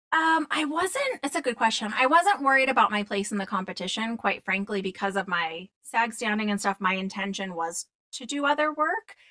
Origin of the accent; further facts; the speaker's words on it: Boston, Massachusetts, United States; I grew up in Boston